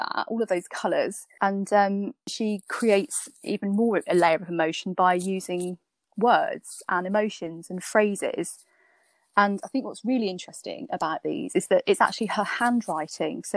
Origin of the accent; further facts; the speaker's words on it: Norfolk, East of England, United Kingdom; I grew up in Norfolk